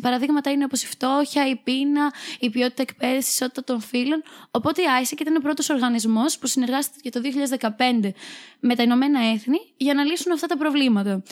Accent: Chania, Crete, Greece; moved away as an adult; now in Thessaloniki, Greece; Είμαι από τα Χανιά

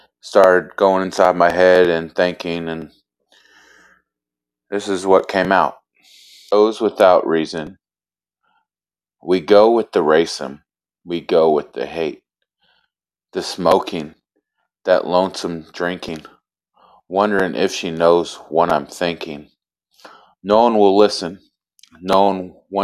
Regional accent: Elizabethtown, Kentucky, United States; I'm from Kentucky. I was raised in Elizabethtown.

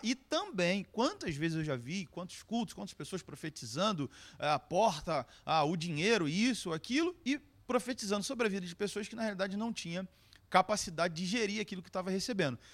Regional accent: Brazil; Eu sou brasileiro.

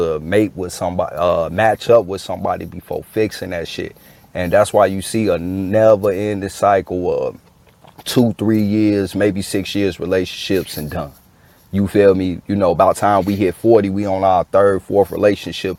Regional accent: Chicago, Illinois, United States; I grew up in Chicago too.

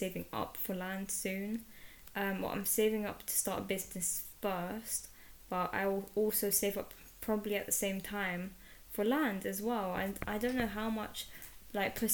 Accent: London, United Kingdom; I was born in London, and I grew up in London.

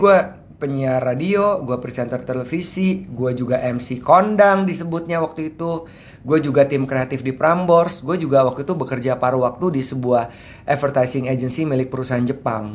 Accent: Jakarta, Indonesia; also born or lived in Manado / Surabaya; gue besar anak Ancol

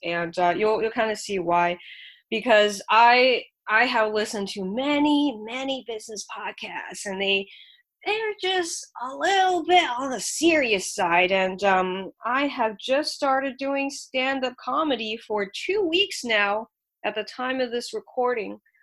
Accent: Shanghai, China; now in United States; I'm an immigrant from Shanghai, China

